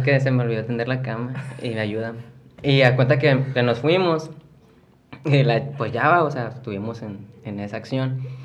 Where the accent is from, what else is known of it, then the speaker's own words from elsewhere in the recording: Piedras Negras, Coahuila, Mexico; soy aquí originario de Piraneras, Coahuila